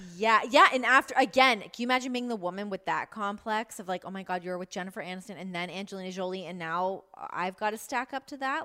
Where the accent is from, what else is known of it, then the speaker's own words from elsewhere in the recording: Canada; as a Canadian